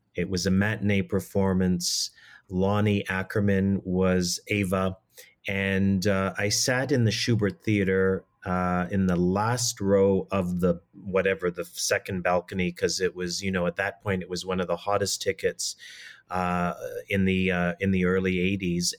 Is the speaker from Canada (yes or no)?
yes; Toronto, Ontario, Canada; as a young person growing up in Toronto